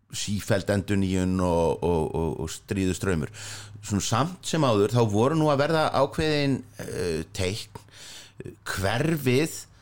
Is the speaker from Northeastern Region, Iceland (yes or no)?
no; Reykjavík, Capital Region, Iceland; ég er elst upp í Vesturbæn